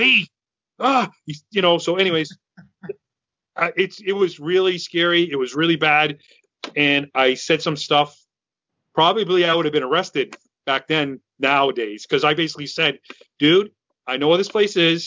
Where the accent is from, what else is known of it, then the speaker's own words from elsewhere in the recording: Massachusetts, United States; I'm from Massachusetts